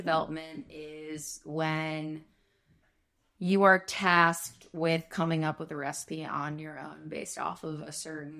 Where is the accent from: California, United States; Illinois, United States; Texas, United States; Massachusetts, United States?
Illinois, United States; Chicago; accent: Chicago; learned how to get rid of my Chicago accent and conduct myself on camera.